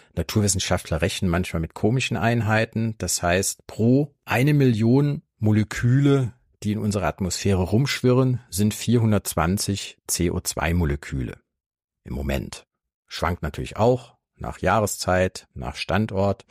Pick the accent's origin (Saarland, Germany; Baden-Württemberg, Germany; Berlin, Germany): Saarland, Germany; meinem Heimatbundesland Saarland